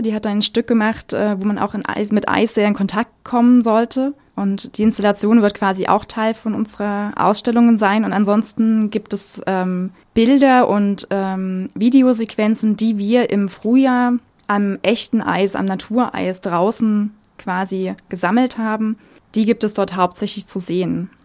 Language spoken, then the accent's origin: German; Germany; bei uns in Deutschland